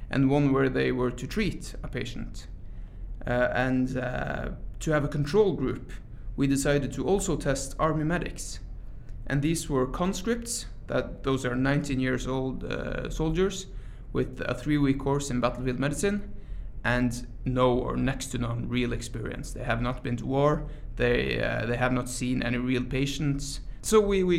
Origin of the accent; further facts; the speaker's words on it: Troms og Finnmark, Norway; moved away as an adult; now in Tromsø, Norway; I come from Norway, and I study medicine at the Arctic University of Norway, which is the University of Tromsø. So I'm an EMT from Finnmark, the far north of Norway, but I study medicine in Tromsø now.